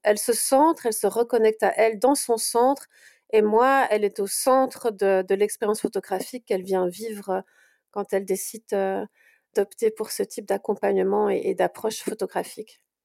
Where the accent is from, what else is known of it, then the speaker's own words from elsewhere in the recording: Brussels, Brussels-Capital Region, Belgium; je suis de Bruxelles